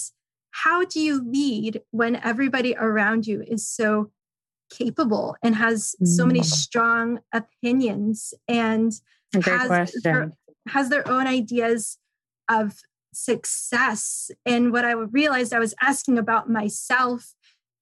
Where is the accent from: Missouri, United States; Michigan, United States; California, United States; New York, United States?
California, United States; San Francisco; moved away as an adult; also born or lived in McCall, Idaho; I grew up in San Francisco